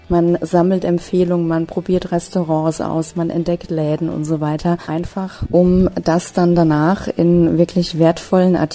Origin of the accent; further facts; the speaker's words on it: Hesse, Germany; ich komme aus der Nähe von Frankfurt am Main.